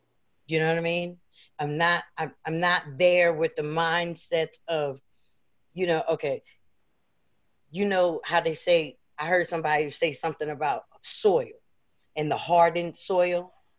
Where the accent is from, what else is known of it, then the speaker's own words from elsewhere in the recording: East Coast, United States; Now, see, I'm from the East Coast, so it's about 11 o'clock.